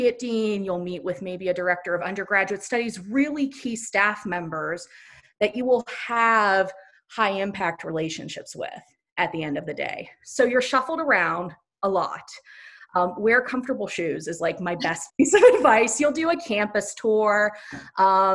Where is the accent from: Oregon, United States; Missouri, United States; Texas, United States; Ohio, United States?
Ohio, United States; moved away as an adult; also born or lived in Indiana; I'm from Ohio and then went to school in Indiana